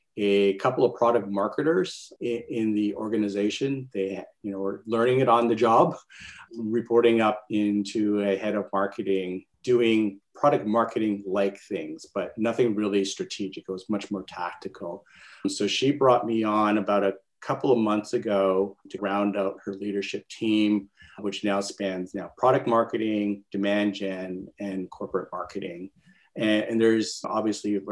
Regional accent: Canada; now in California, United States; I'm a Canadian, by the way, based out in California

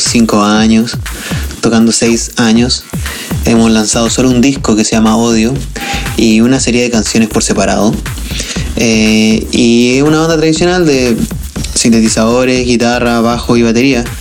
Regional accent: southern Chile, Chile; moved away as an adult; now in Santiago, Chile; somos del sur de Chile y nos vinimos a Santiago a estudiar

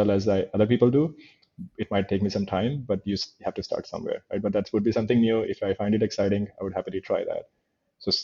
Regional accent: India; moved away; growing up in India, I grew up in a chaotic world

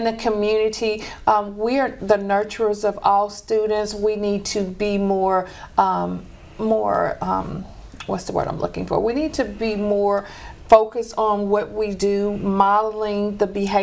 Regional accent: Shreveport, Louisiana, United States; I'm born and raised in Shreveport

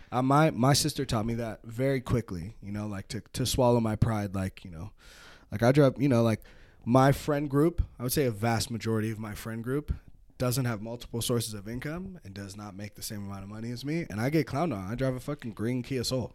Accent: Petaluma, California, United States; moved away as an adult; also born or lived in San Francisco; now in Reno, United States; I grew up in Petaluma

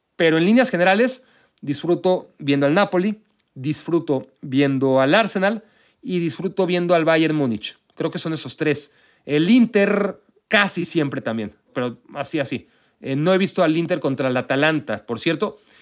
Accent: Mexico; also born or lived in Israel; now in United States; el de Israel, donde nací, el de México, donde crecí, de donde soy y seré siempre, culturalmente hablando

